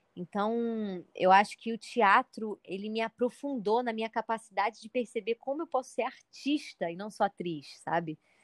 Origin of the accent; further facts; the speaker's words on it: Rio de Janeiro, Brazil; eu sou do Rio de Janeiro